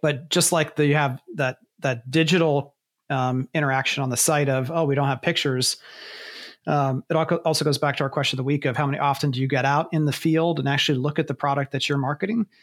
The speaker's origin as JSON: {"language": "English", "region": "Ohio", "country": "United States", "said": "I'm from Ohio"}